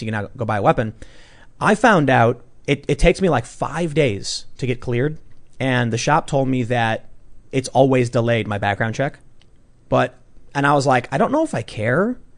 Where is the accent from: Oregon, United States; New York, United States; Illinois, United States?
Illinois, United States; Chicago; I'm a mixed race high school dropout from the South Side of Chicago